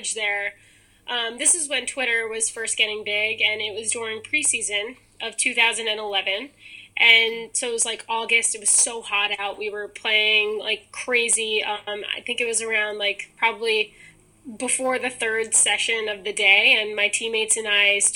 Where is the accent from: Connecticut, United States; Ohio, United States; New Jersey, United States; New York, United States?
New York, United States; New York City; I grew up in Staten Island, New York